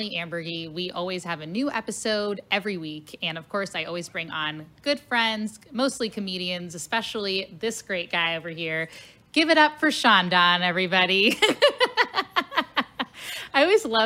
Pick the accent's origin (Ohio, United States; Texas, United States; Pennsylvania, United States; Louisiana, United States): Ohio, United States; Cincinnati; now in St. Louis, United States; So, I'm an Ohio girl. Yeah. I told you I'm from Cincinnati. So I grew up saying pop. And then when I moved to St. Louis